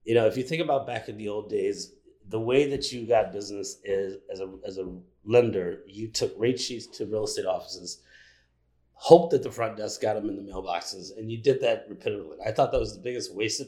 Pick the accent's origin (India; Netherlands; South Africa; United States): United States; Chicago, Illinois; also born or lived in Bellwood, Illinois; I was born and raised on the west side of Chicago